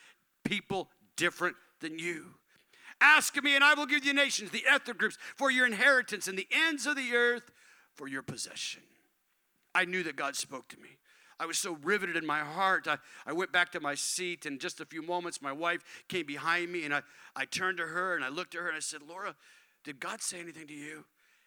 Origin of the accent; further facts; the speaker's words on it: Tucson, Arizona, United States; also born or lived in California; I grew up on the West Coast. I was born in California. My parents moved to Tucson, Arizona as a young man, and I grew up in a predominantly white culture. I grew up in a church that was, they sociologists call it homogeneous.